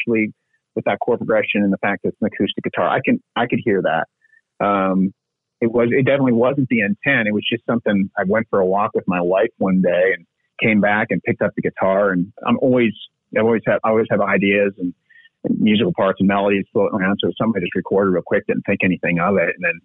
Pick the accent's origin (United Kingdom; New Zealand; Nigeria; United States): United States; Spokane, Washington; here in my hometown